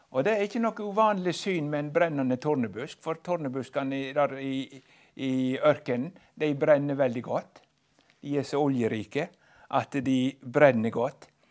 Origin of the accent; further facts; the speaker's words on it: Western Norway, Norway; jeg er fra Vestlandet